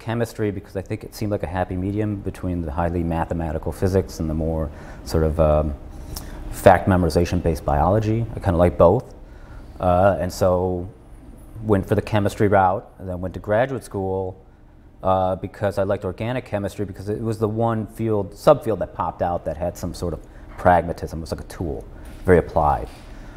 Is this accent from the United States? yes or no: yes; Chicago, Illinois, United States; I was born in the suburbs of Chicago